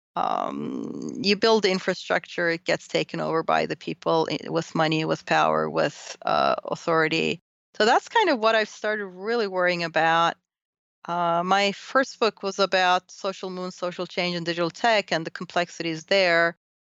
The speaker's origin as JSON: {"language": "English", "country": "Turkey", "tie": "born or raised there", "moved": "yes", "said": "I grew up in Turkey"}